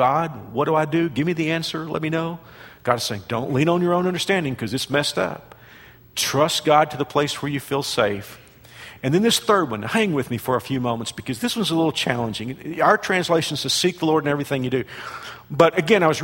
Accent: Fort Worth, Texas, United States; also born or lived in Burnet, Texas; who also lived in Fort Worth, my hometown

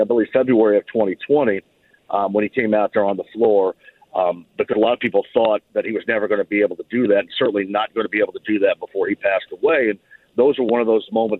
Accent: Bloomington, Indiana, United States; I grew up in and around Bloomington

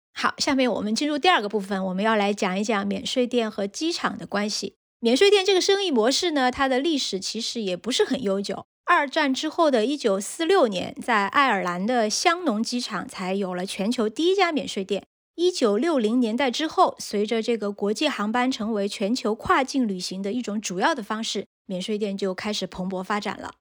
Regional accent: China; 我们中国人应该都比较熟悉的韩国济州岛

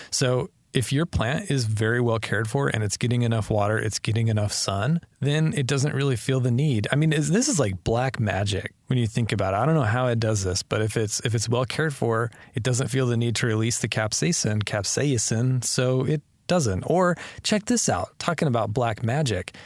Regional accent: Wyoming, United States; we had those growing up in Wyoming

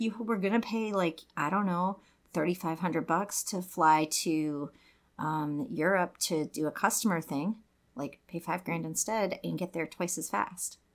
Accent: Saint Paul, Minnesota, United States; I live in Minneapolis 'cause I grew up in Saint Paul

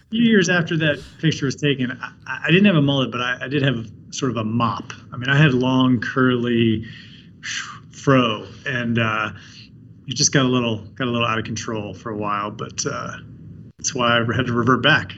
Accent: between Baltimore and Washington, Maryland, United States; I grew up on the East Coast. I grew up between Baltimore and Washington

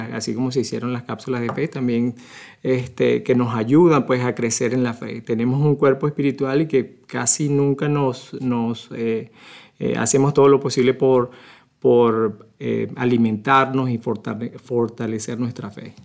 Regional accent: Venezuela; moved away as an adult; now in Omaha, United States; nací hace mucho tiempo en Venezuela. Soy este, venezolano, ya tengo 24 años aquí en Omaha

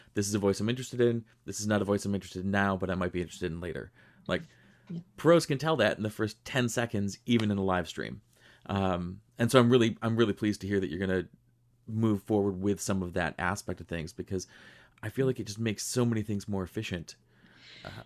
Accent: Rochester, New York, United States; I grew up in Western New York. I grew up in Rochester

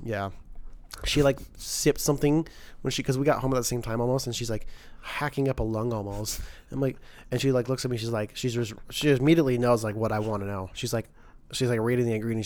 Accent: Idaho, United States; I'm Christian boy from Idaho

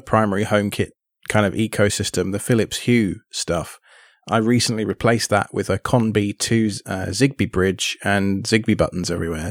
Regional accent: England, United Kingdom; now in United States; living in the States and being British

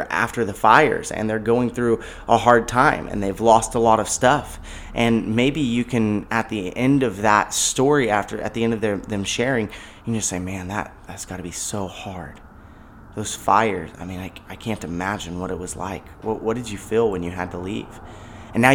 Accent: California, United States; born there; I was born in California. I've never been displaced by a fire

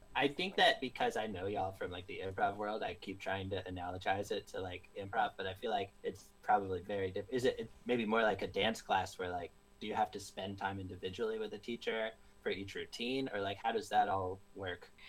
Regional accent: upstate New York, United States; born or raised there

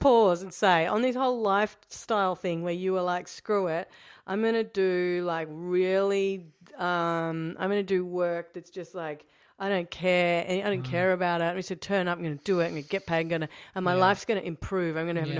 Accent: Australia; I think one thing that you could learn as an Australian in opposition

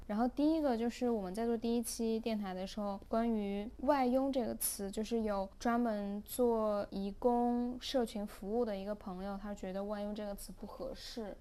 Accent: China; now in Hong Kong; 两个出生于内地，现在暂居香港的女性

